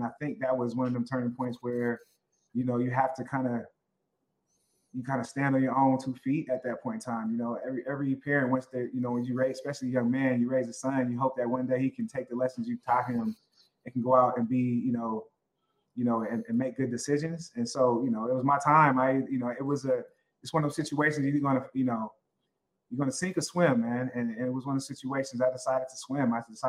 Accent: Oakland, California, United States; also born or lived in Berkeley; I grew up in Oakland, went to high school and all my schooling in Berkeley. But I grew up and lived in Oakland, went to school in Berkeley. And so I'm a Bay Area kid all the way.

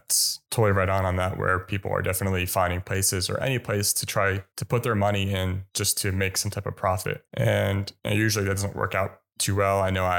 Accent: United States; as an American

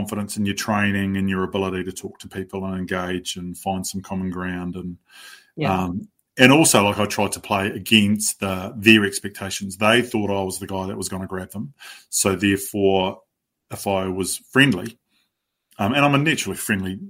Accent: Waikanae, Wellington, New Zealand; I grew up in Waikanae, pretty naive, sheltered background.

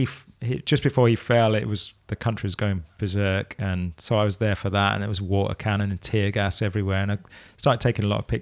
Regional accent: Luton, East of England, United Kingdom; now in Milton Keynes, United Kingdom; So Luton originally.

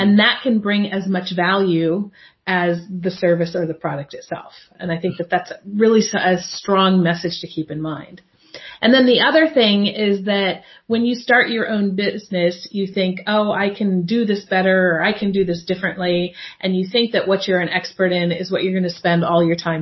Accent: United States; now in Europe; Being an American living in Europe

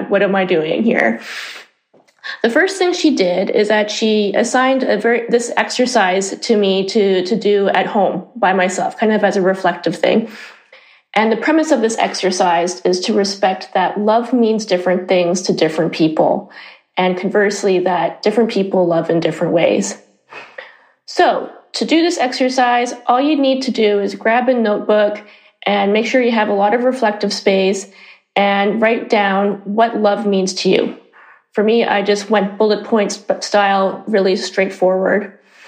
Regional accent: Canada; moved away as an adult; now in Amsterdam, Netherlands; I'm originally from Canada, and I've been living in Amsterdam for 17 years

